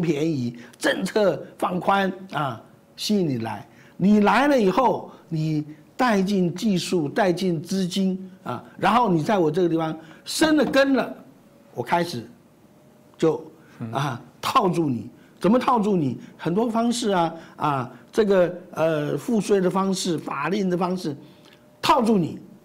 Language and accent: Chinese; Taiwan; 我们台湾人